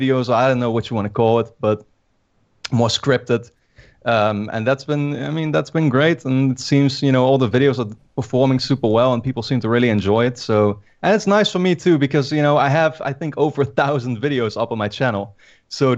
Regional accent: Netherlands; I'm from the Netherlands.

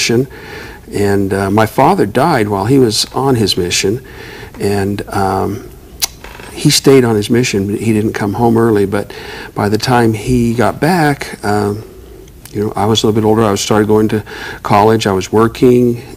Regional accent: Bountiful, Utah, United States; I was raised in Bountiful, Utah

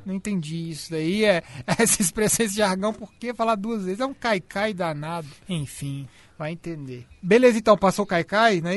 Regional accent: Belo Horizonte, Minas Gerais, Brazil; eu fui criado muito na, na, em Belo Horizonte, na Itatiaia

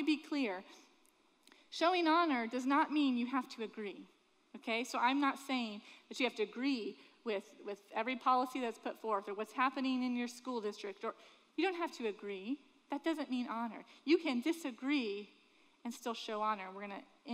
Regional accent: Sanford, Florida, United States; I grew up in Sanford

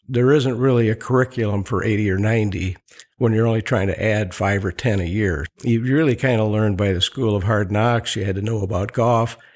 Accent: Monroe, Wisconsin, United States; I was born in Monroe, Wisconsin, a little, uh, Swiss community located maybe eight, ten miles north of the Illinois line in the center part of Wisconsin

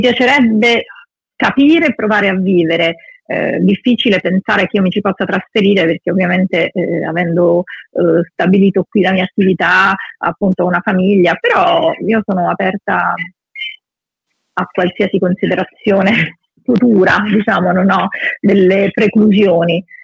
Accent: Matera, Basilicata, Italy; molte amicizie sono nate nell'infanzia, nella giovinezza, a Matera, moltissime, e sono rimaste sempre

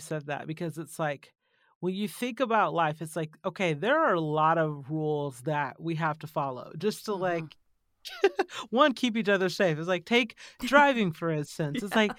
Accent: Georgia, United States; also born or lived in California / Tennessee / Texas; now in Arizona, United States; And by the time I was born in California and then grew up in Georgia, lived in Tennessee, lived in Texas, went back to California, and now we're in Arizona.

